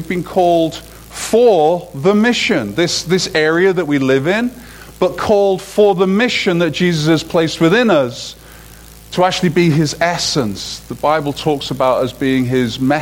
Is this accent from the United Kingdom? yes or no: yes; United Kingdom; moved away; as a Brit